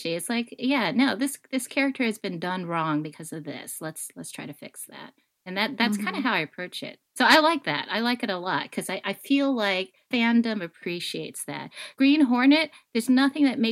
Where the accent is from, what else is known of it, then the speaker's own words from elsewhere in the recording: United States; being Chinese American, Asian American